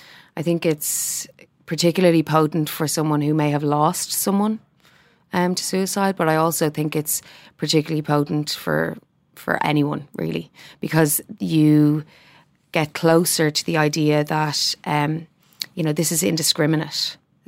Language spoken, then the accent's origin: English; Ireland; and as Irish people, can we say that about ourselves?